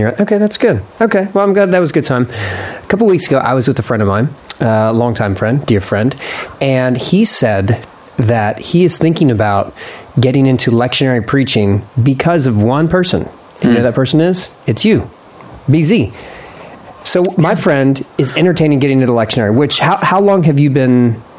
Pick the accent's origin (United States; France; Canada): United States; Philadelphia, Pennsylvania; grew up in Philadelphia, and so I was a big hip hop fan for much of my life.